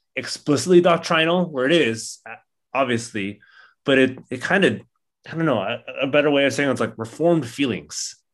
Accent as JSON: {"language": "English", "area": "Orange County", "region": "California", "country": "United States", "tie": "born or raised there", "said": "Growing up in Orange County"}